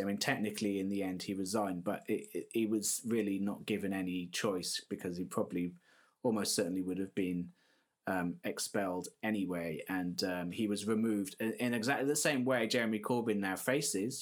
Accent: South Wales, United Kingdom; I'm, I'm originally from South Wales myself.

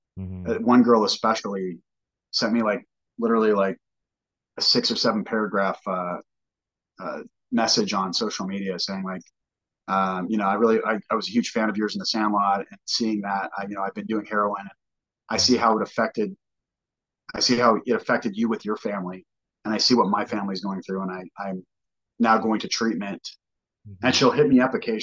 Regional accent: California, United States; we're from California

